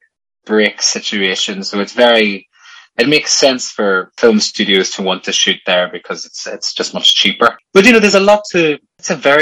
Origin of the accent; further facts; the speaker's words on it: County Tyrone, Northern Ireland, United Kingdom; I'm from County Tyrone